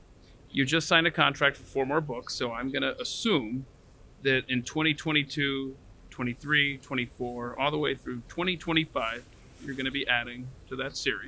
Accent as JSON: {"language": "English", "town": "Atlanta", "region": "Georgia", "country": "United States", "tie": "born or raised there", "said": "As a Georgia boy growing up in Atlanta, I've been in Tennessee quite a bit"}